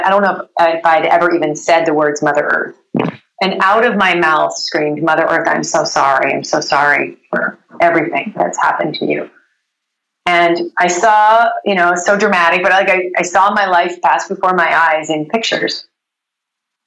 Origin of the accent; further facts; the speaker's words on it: Vancouver, British Columbia, Canada; moved away as an adult; now in Los Angeles, United States; I grew up in Vancouver